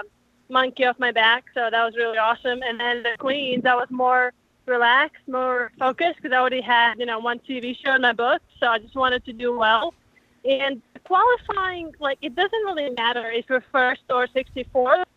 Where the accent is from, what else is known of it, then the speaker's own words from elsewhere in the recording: Latvia; now in United States; I'm from Latvia